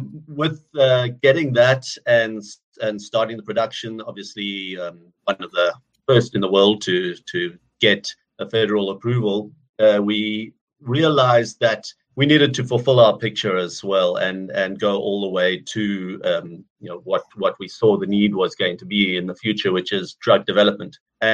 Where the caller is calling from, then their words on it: Cape Town, Western Cape, South Africa; I'm calling from Cape Town in South Africa.